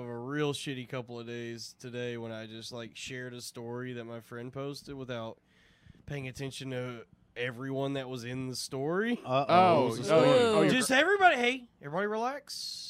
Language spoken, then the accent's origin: English; Texas, United States; now in New York City, United States; growing up in Texas